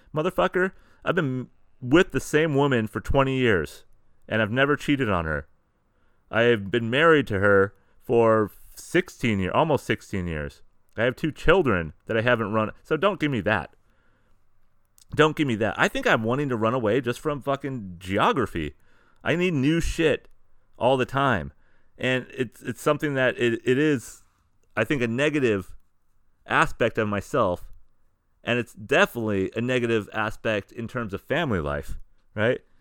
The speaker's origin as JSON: {"language": "English", "town": "San Diego", "region": "California", "country": "United States", "tie": "born or raised there", "also_born_or_lived": "Sacramento, California", "said": "we started with San Diego County, started with my hometown."}